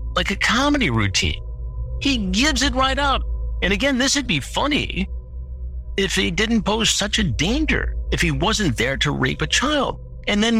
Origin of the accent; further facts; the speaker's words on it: Michigan, United States; Michigan, my home state